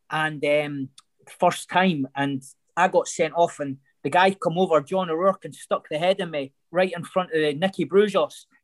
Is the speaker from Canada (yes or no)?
no; Scotland, United Kingdom; Yeah, hundred percent.